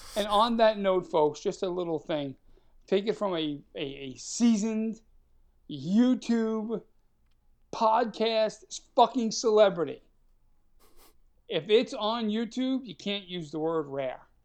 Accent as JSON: {"language": "English", "region": "New York", "country": "United States", "said": "we're both from New York"}